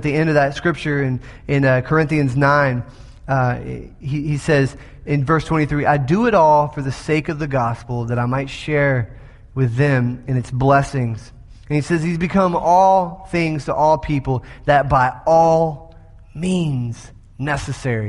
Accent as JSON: {"language": "English", "region": "the South", "country": "United States", "said": "I'm from the South."}